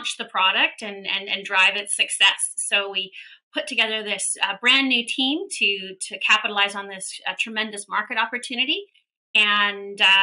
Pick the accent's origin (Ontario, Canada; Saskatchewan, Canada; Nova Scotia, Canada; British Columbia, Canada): British Columbia, Canada; Vancouver; I am actually, born and raised in Vancouver